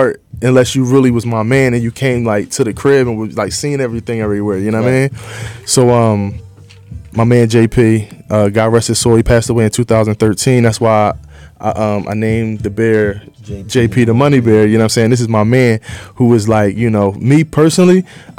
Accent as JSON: {"language": "English", "town": "Philadelphia", "region": "Pennsylvania", "country": "United States", "tie": "born or raised there", "said": "But I'm from Philly"}